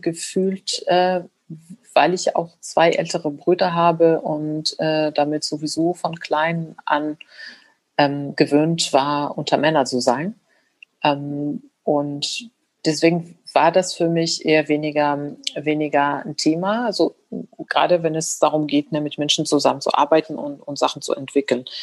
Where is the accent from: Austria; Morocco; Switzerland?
Morocco; now in Germany; da wo ich aufgewachsen bin, es war egal, ob man Frau oder Mann ist, man studiert Mathematik und man wird Ingenieur. Also in Marokko wird das echt nicht unterschieden